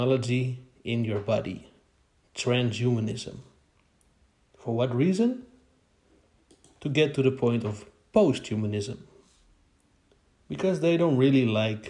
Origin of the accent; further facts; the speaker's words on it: Netherlands; I'm from the Netherlands in Europe.